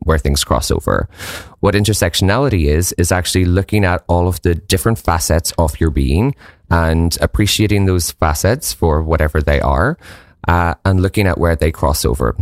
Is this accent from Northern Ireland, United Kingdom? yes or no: yes; Northern Ireland, United Kingdom; moved away; I'm originally from Northern Ireland